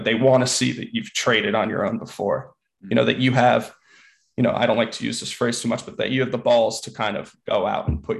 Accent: East Windsor, New Jersey, United States; moved away as an adult; now in New York, United States; I'm from New Jersey originally, born and raised right outside of Princeton, East Windsor, New Jersey

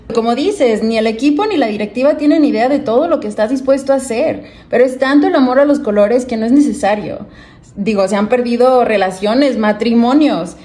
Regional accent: Guadalajara, Jalisco, Mexico; now in United States; Yo crecí en Guadalajara, en una familia muy futbolera, 100% rojinegra

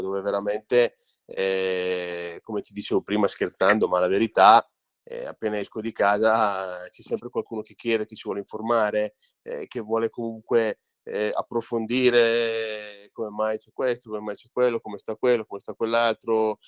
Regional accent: Orzinuovi, Lombardy, Italy; Orzi Nuovi è il mio paese, dove io ho iniziato a giocare

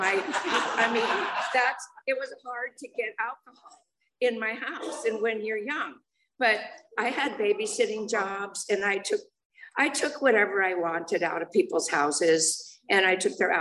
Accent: Los Angeles, California, United States; I grew up in the San Fernando Valley. And I was born in Los Angeles

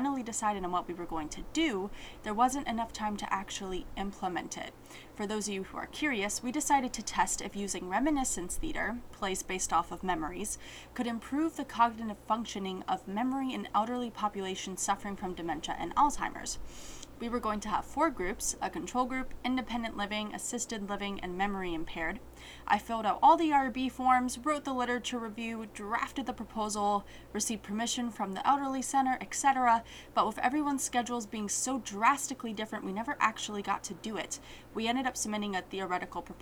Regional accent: Alexandria, Virginia, United States; I was born and raised in Alexandria, Virginia

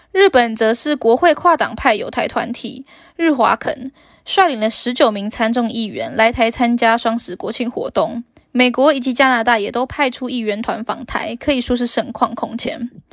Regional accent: Taiwan; 我是台湾人，是一种光荣，也是一种骄傲

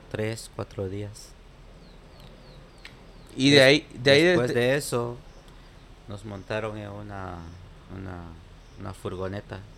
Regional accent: Guatemala; now in New York, United States; Los, compañeros míos que salimos de Guatemala éramos tres del mismo pueblo.

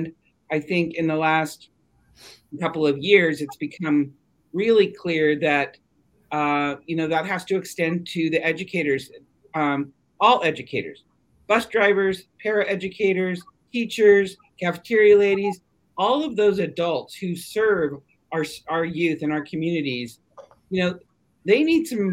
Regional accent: Siskiyou County, California, United States; I grew up in this community.

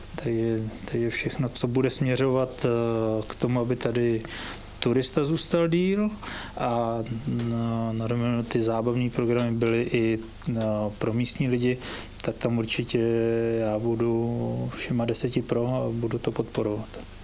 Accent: Větřní, South Bohemian Region, Czechia; už i můj tatínek je rodilý Krumlovák a, a já teda rodilý Větřiňák

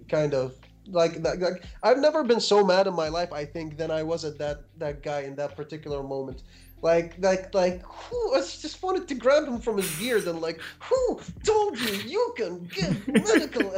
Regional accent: Iraq; moved away as an adult; now in New York, United States

